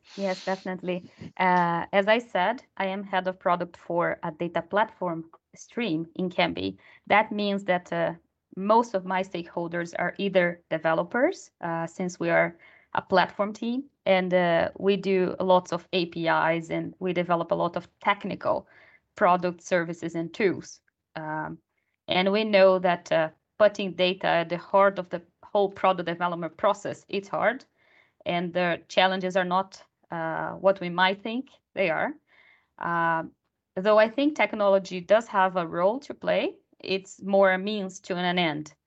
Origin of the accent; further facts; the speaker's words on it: Brazil; moved away as an adult; now in Sweden; I am originally from Brazil, and I moved to Sweden three years ago.